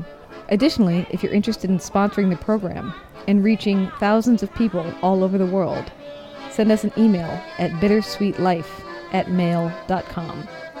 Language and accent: English; United States; because, you know, I'm an American.